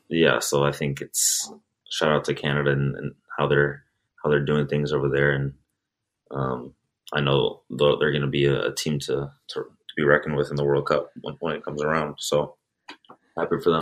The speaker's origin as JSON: {"language": "English", "town": "Chicago", "region": "Illinois", "country": "United States", "also_born_or_lived": "Sweden", "moved": "as an adult", "lives_now": "Metro Detroit, United States", "said": "I'm from the Chicago area, so it's not too far away"}